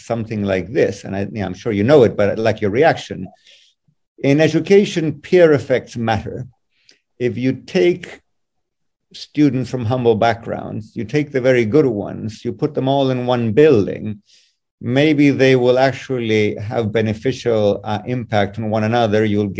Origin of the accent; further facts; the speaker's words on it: Chile; I come from Chile.